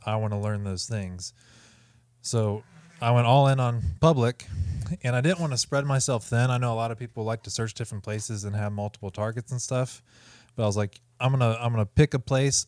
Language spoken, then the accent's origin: English; Ohio, United States; moved away as an adult; now in Northern Kentucky, United States; I grew up in Ohio